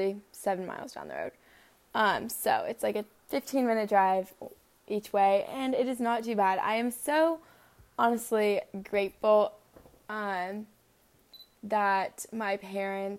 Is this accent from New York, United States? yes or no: no; Norcross, Georgia, United States; I was born in Norcross, Georgia.